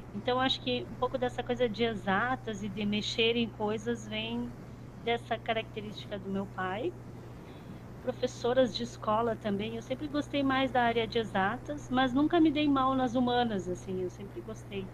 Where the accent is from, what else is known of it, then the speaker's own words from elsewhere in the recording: Ijuí, Rio Grande do Sul, Brazil; moved away as an adult; also born or lived in Porto Alegre; eu morava em Juí, tá? Eu sou de uma cidade do interior do Rio Grande do Sul